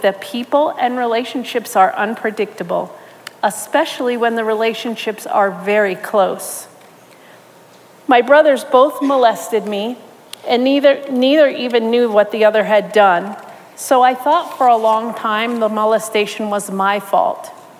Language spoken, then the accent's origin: English; New York, United States; I was born and raised in New York with both my parents, two older brothers, and one younger sister.